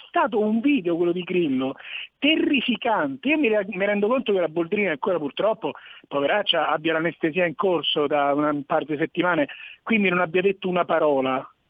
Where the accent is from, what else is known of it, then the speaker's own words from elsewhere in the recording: Rome, Lazio, Italy; io sono di Roma